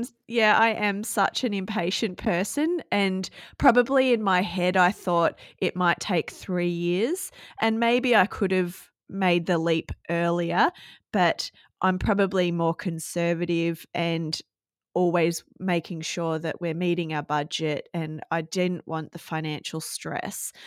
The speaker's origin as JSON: {"language": "English", "town": "Gold Coast", "region": "Queensland", "country": "Australia", "tie": "born or raised there", "moved": "as an adult", "lives_now": "Cohuna, Australia", "said": "I was born and bred on the Gold Coast and lived there for my, the first thirty years of my life"}